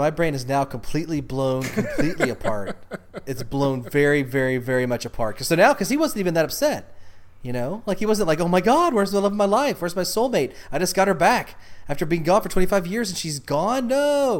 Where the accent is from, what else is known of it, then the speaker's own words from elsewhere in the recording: Texas, United States; I'm from Texas, so yeah, it's in West Texas.